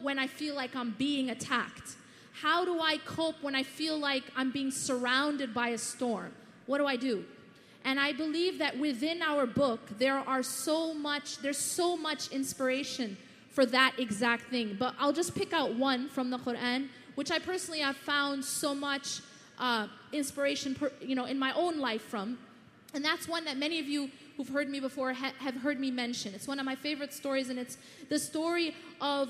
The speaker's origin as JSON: {"language": "English", "town": "Madison", "region": "Wisconsin", "country": "United States", "tie": "born or raised there", "said": "I grew up in Madison, Wisconsin, so Chicago's like my backyard"}